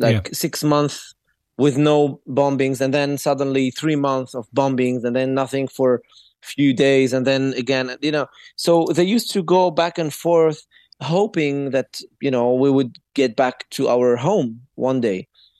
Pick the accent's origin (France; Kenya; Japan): France; Paris, Île-de-France; also born or lived in Beirut, Lebanon; I was born in Beirut, as you said. The hospital was being bombed while my mother was giving birth. So there was a need for my family to escape as soon as possible. So when they went to France and to Paris